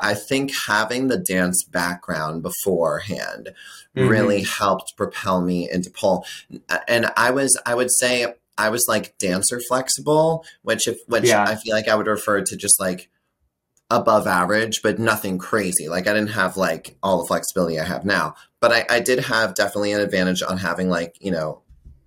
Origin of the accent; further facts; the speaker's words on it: Boston, Massachusetts, United States; I grew up in Boston. That's where I'm based out of.